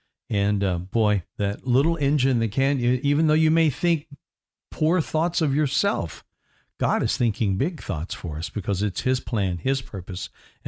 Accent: Indiana, United States; I was told all my life I was going to be 6'3", and I'm from Indiana, and I'm a basketball lover.

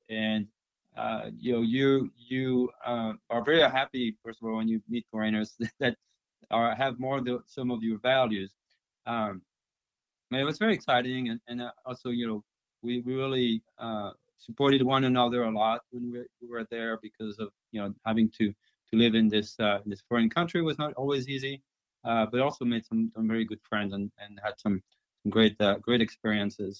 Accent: France; first language French; English is a second language; moved away as an adult; also born or lived in China; now in United States; I'm from France

